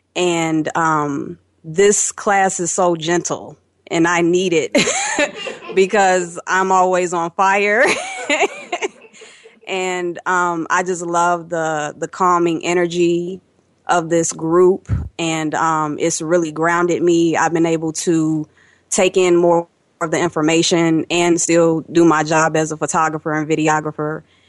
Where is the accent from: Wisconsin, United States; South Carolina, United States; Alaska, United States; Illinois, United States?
Illinois, United States; Chicago; I'm from Chicago, and I have really enjoyed the energy of this class.